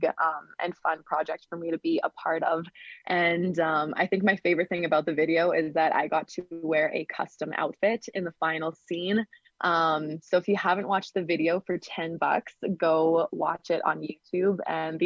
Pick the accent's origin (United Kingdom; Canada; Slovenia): Canada; Saskatchewan; I played at lots of just showcases and talent shows around my hometown and province. I'm in Canada, Saskatchewan